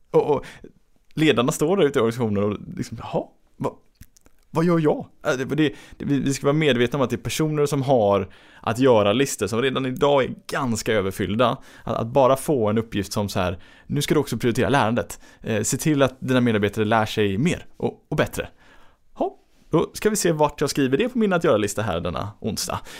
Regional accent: Gothenburg, Västra Götaland, Sweden; som göteborgare så är det ju liksom, man blir varm inombords

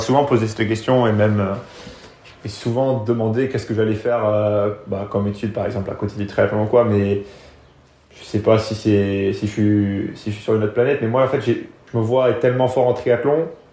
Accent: France; also born or lived in England; la, France, c'est là où j'ai grandi

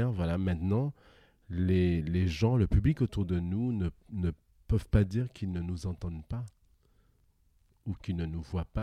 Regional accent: Guadeloupe, France; Oui, je viens de la Guadeloupe. Un pays loin, loin, fort, fort, fort lointain, comme dirait Shrek.

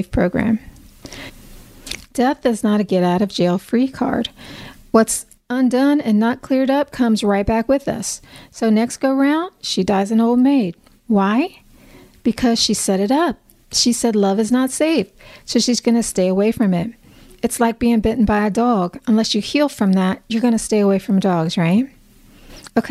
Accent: United States; As an American

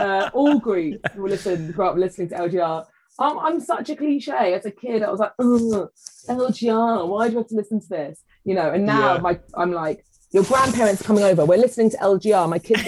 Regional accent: London, United Kingdom; I grew up in North London.

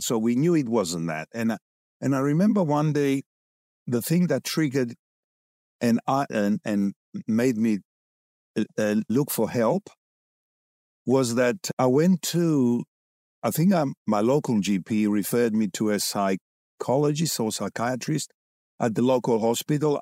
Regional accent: London, United Kingdom; moved away as an adult; also born or lived in Cyprus; now in Australia; I grew up in Cyprus. Immigrated with my parents to London for twenty years, did my schooling

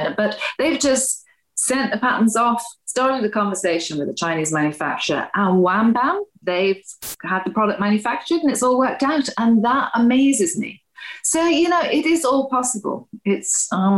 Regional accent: Wales, United Kingdom; moved away; I'm originally Welsh

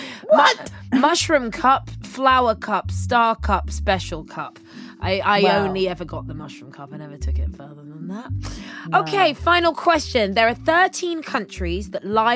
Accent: London, United Kingdom; I'm from West London

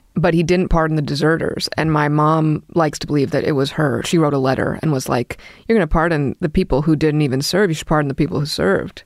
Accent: New York City, New York, United States; I grew up in Brooklyn

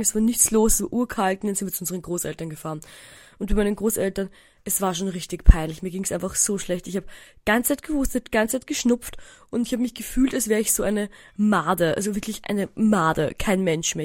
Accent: Eisenstadt, Burgenland, Austria; moved away; in meinem Heimatdorf Eisenstadt

